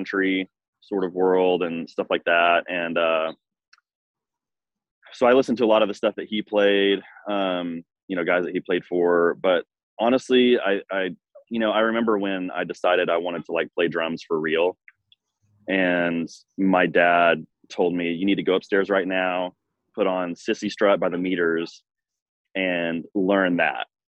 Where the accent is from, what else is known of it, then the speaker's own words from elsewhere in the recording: Nashville, Tennessee, United States; I grew up in Nashville. My dad's a drummer as well. So they moved to Nashville when I was like six